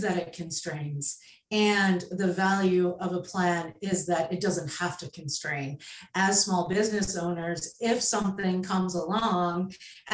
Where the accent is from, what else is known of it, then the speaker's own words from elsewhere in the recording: Canada; also born or lived in Prince Edward Island, Canada; I am Canadian. I live on Prince Edward Island